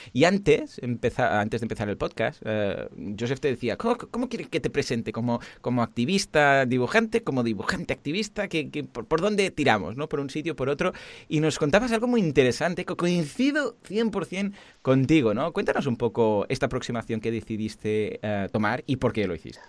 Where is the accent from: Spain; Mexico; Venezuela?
Spain; Mataró, Catalonia; also born or lived in Barcelona; yo soy de Mataró